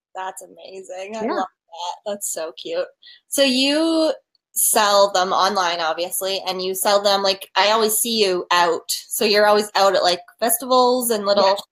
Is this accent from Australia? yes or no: no; Canada; I'm Canadian